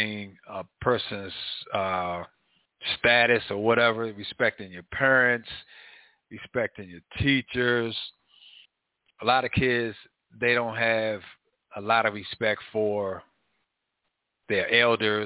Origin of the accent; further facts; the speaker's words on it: Washington, District of Columbia, United States; growing up in Northwest Washington, D.C., I've seen a lot